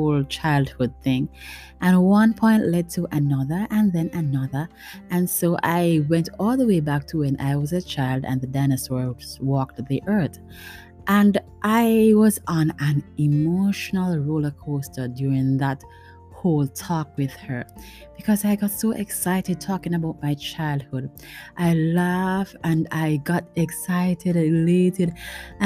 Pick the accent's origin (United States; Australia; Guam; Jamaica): Jamaica; Montego Bay, Saint James; I lived in Montego Bay. By the way, I am a Jamaican and I live in Montego Bay, Jamaica.